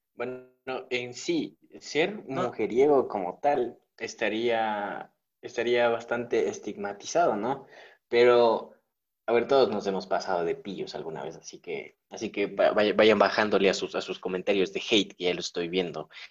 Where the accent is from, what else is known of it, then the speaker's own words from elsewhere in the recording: Ecuador; somos ecuatorianos ya